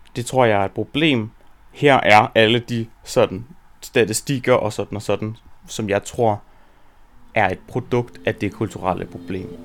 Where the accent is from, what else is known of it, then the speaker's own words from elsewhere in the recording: Rudkøbing, Southern Denmark, Denmark; jeg voksede op i Rudkøbing på Langeland